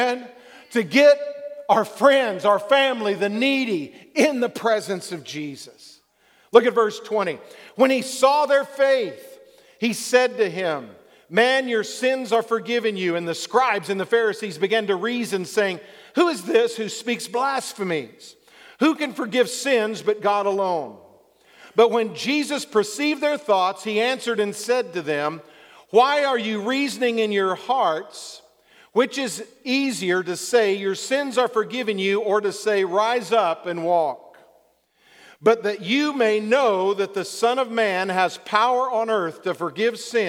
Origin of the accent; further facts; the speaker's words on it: Texas, United States; accent: southern drawl; I was born in Texas. Sometimes my southern draw comes out.